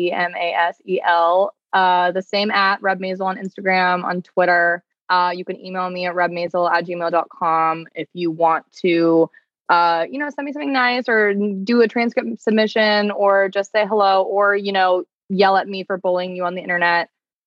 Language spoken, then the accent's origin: English; Canada; Being self-aware as a Canadian, like, right, like, that's what your duty as a citizen is